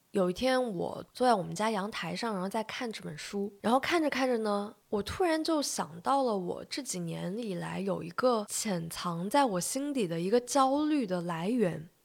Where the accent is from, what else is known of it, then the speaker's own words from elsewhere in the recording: China; 我们中国人特别爱，有时候特别爱强调，比如说科班出身